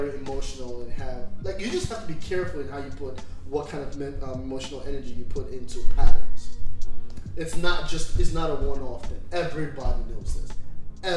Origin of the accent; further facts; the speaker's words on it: New York, United States; I'm from New York